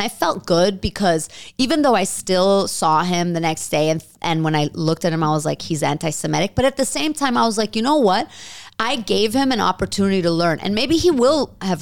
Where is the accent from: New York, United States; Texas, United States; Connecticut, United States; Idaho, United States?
New York, United States; I'm Jewish and, you know, I grew up in New York